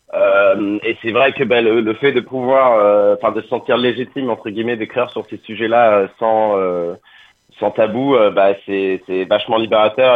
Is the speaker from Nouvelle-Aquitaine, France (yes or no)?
yes; Angoulême, Nouvelle-Aquitaine, France; moved away as an adult; now in Paris, France; on est tous d'Angoulême à la base, et en fait, moi, j'ai déménagé à Paris il y a une dizaine d'années